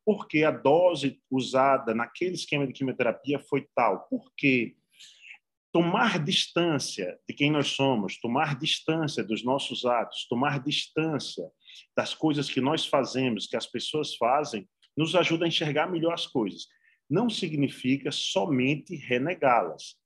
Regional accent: Alagoas, Brazil; moved away; also born or lived in Sergipe; eu nasci em Alagoas, na verdade, eu não nasci em Sergipe, não

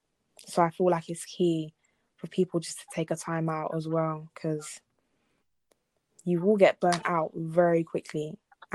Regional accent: DR Congo; obviously, I'm from Congo, if people didn't know already.

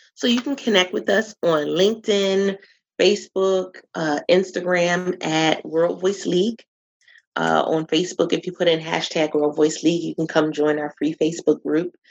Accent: Philadelphia, Pennsylvania, United States; moved away as an adult; I was born and raised in Philadelphia

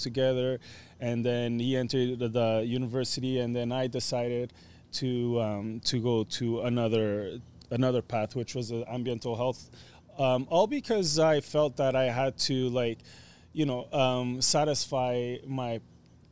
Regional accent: Portugal; moved away; growing up in Portugal, went to this, colegio or private school

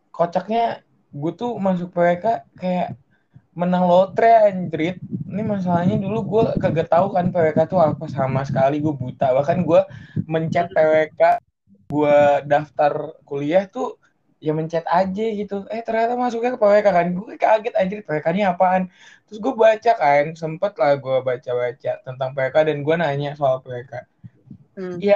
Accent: Lampung, Indonesia; Lampung tuh kan gue dari Lampung

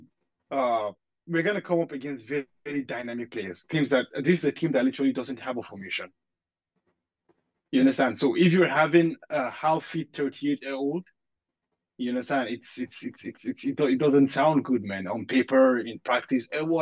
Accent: Nigeria; moved away; in the part I grew up in Nigeria

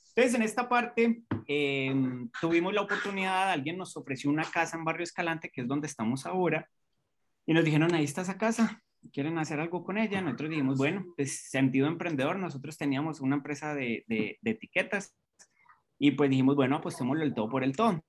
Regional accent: Colombia; now in Costa Rica; cuando vinimos aquí a Costa Rica, porque soy colombiano, pero ya nacionalizado costarricense

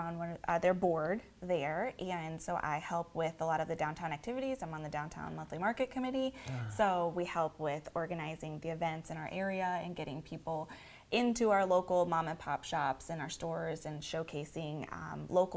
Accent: Osceola County, Florida, United States; I grew up in Osceola County. I am born and raised in Osceola County

